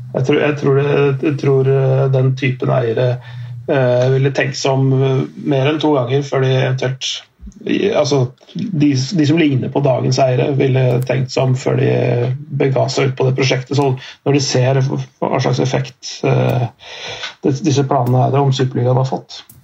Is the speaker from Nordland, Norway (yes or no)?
no; Strømmen, Akershus, Norway; mitt eget lag, da, er, der jeg er fra, Strømmen IF